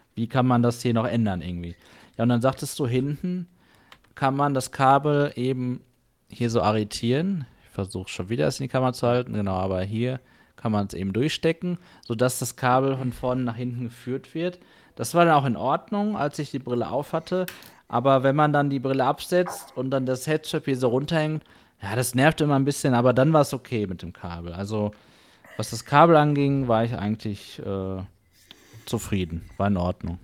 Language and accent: German; Germany; für mich jetzt hier als Deutscher